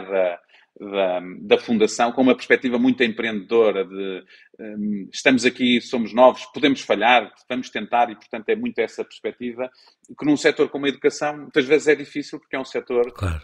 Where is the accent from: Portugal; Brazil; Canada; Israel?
Portugal; cada um de nós, enquanto portugueses